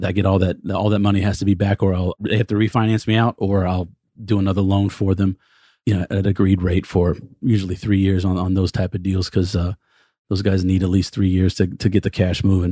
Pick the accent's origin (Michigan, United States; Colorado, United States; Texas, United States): Texas, United States; I'm a Texan